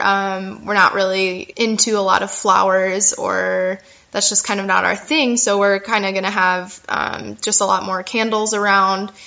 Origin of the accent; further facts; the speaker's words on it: United States; moved away as an adult; also born or lived in Chicago; now in France; I'm currently here in France. I'm an American, actually, but I will be moving Um, back to Chicago in April